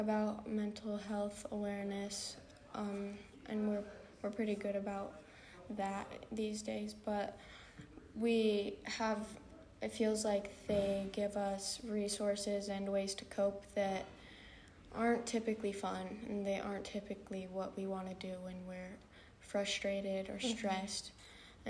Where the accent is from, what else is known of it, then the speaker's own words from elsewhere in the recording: Boise, Idaho, United States; moved away as an adult; now in Hawaii, United States; I'm from Boise, Idaho, and I've been here at BYU Hawaii for about a year and a half now.